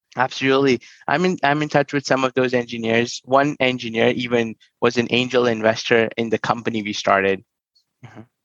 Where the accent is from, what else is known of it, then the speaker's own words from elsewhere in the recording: New Delhi, Delhi, India; moved away; I grew up in New Delhi